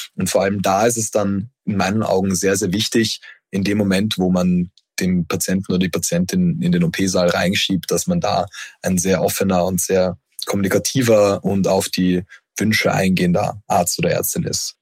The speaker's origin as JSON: {"language": "German", "region": "Vienna", "country": "Austria", "also_born_or_lived": "Düsseldorf", "moved": "yes", "said": "Ich komme ja ursprünglich aus Wien"}